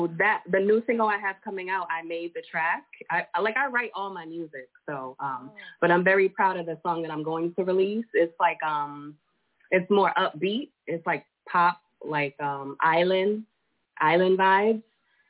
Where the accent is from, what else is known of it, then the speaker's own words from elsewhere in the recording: Boston, Massachusetts, United States; now in Springfield, United States; Born and raised in Boston. I live in Springfield, Mass.